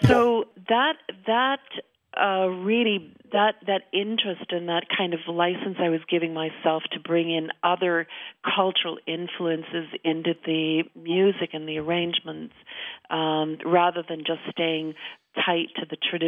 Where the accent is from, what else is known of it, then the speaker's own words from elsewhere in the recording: Manitoba, Canada; also born or lived in Winnipeg, Canada; now in Stratford, Canada; I grew up in Manitoba and I lived in Winnipeg